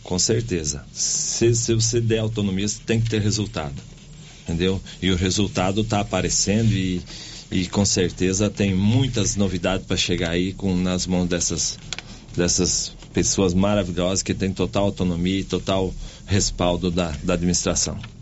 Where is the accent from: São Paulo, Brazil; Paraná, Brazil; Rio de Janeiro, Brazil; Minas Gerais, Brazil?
Paraná, Brazil; moved away as an adult; also born or lived in Santa Catarina; now in Silvânia, Brazil; eu nasci em, em Ceará, Santa Catarina. Minha mãe, é, meu pai, meus pais, eles mudaram pro Paraná, é, eu com um ano de idade.